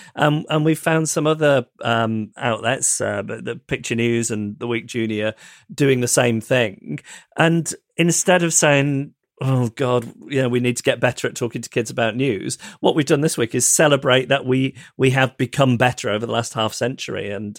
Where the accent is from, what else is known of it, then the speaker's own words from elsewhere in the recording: Scotland, United Kingdom; I'm from Scotland, and it can be very frustrating when England and the UK are discussed as if they are the same thing.